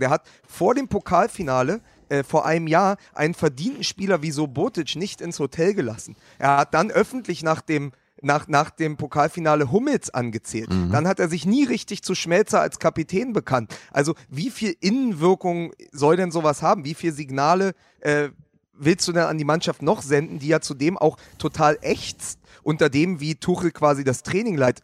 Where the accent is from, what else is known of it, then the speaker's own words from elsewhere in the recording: Berlin, Germany; als Berliner